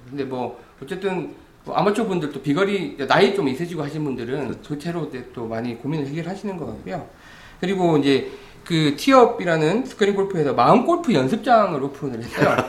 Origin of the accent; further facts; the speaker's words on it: Busan, South Korea; now in Seoul, South Korea; 원래 부산 출신이라